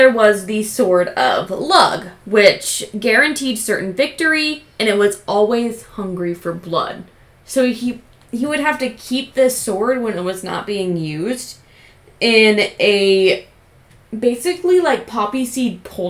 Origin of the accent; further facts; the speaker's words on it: Ireland; Well, we're from Ireland.